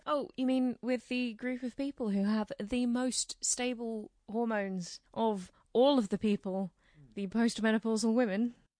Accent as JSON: {"language": "English", "country": "United Kingdom", "said": "as British people"}